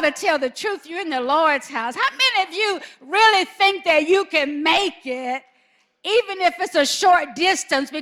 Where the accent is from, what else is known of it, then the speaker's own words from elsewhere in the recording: Alabama, United States; I'm from Alabama.